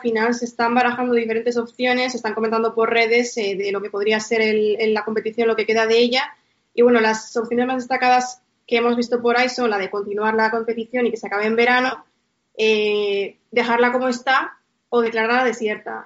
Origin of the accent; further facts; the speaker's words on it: Bilbao, Basque Country, Spain; mi tierra